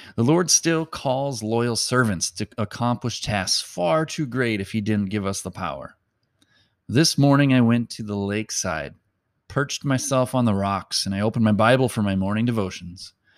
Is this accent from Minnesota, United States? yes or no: yes; Mound, Minnesota, United States; a burden for my hometown